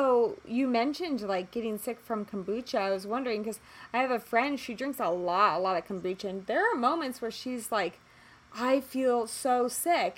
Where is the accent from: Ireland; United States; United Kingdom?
United States; us growing up in America